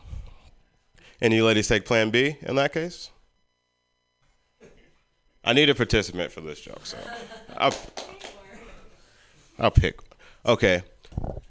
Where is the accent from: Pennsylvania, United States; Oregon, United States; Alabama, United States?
Pennsylvania, United States; Philadelphia; also born or lived in Richmond, Virginia; now in San Francisco, United States; I'm from Philly